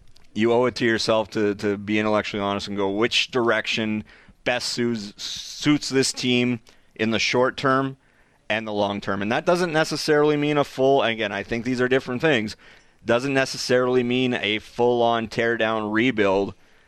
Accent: Dawson Creek, British Columbia, Canada; I'm from BC.

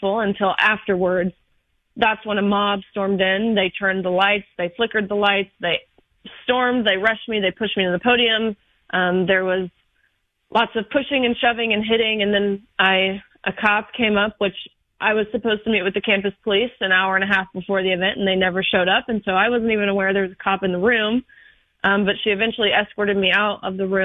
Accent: Nashville, Tennessee, United States; I am from the Nashville area

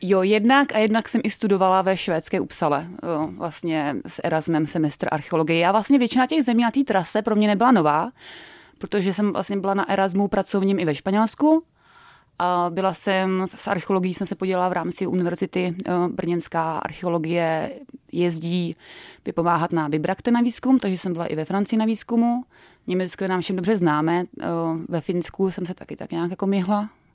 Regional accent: Czechia; moved away as an adult; also born or lived in New Zealand / Canada / Malta / Norway; now in Ireland; jako každý Čech

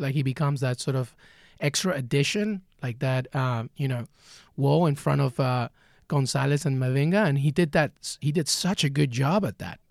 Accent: England, United Kingdom; growing up in England with my dad

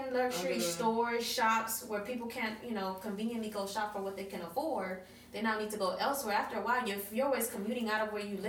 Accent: Miami, Florida, United States; we grew up in Overtown when the freaking Miami Arena was still there. I remember from our little project apartments, we just looked straight to freaking Miami Arena.

